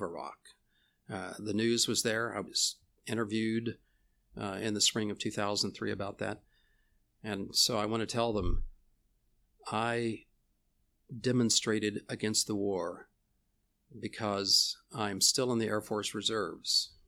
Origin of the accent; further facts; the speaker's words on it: Houston, Texas, United States; also born or lived in Louisiana; I grew up in Houston